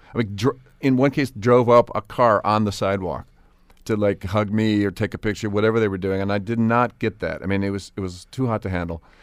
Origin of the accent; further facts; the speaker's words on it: South Pasadena, California, United States; also born or lived in New York; it looks like the town I grew up